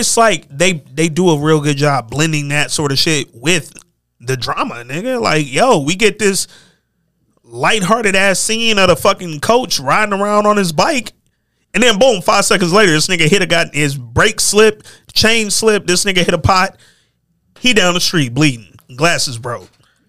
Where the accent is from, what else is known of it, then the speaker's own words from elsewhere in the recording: Lansing, Michigan, United States; I'm from Lansing, Michigan, nigga. I don't know if y'all ever, the listeners out there, I don't know how many of y'all been in Lansing. I went to school in East Lansing. It ain't much in Lansing, dog.